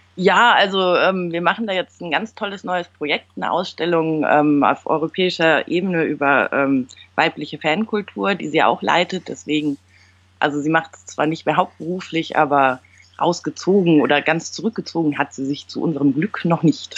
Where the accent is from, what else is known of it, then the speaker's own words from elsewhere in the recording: Düsseldorf, North Rhine-Westphalia, Germany; Ich bin in Düsseldorf geboren und aufgewachsen